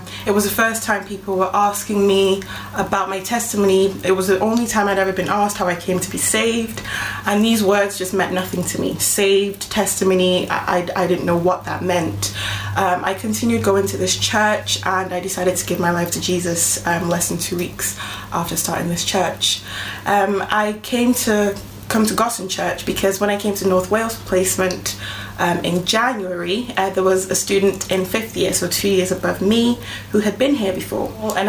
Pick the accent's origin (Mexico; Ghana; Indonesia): Ghana; now in Wigan, United Kingdom; My family and I live in a town called Wigan in the northwest of England. We're originally from Ghana in West Africa. We moved to the UK in 2004.